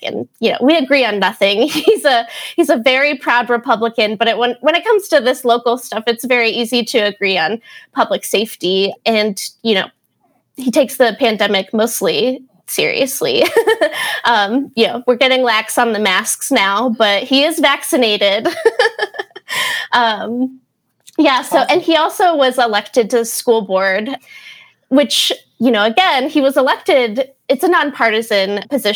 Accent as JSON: {"language": "English", "area": "Summit County", "region": "Ohio", "country": "United States", "said": "I'm from Summit County"}